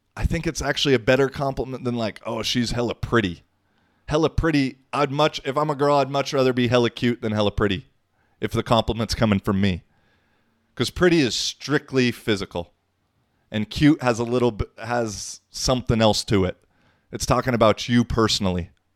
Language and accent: English; United States; I come from the American perspective 'cause that's where I grew up mostly.